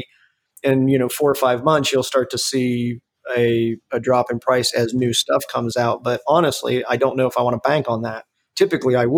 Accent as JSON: {"language": "English", "country": "United States", "said": "we're from the United States"}